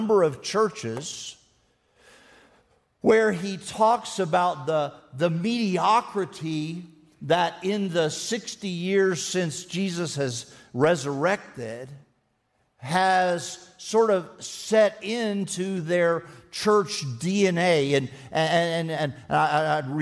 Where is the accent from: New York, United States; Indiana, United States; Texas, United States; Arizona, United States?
Texas, United States; I am a Texan, and I don't talk about being a Texan very much